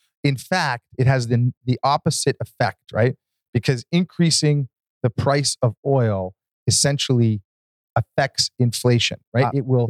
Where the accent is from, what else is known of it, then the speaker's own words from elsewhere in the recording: Mississauga, Ontario, Canada; So I grew up in, basically, I was born in South Mississauga.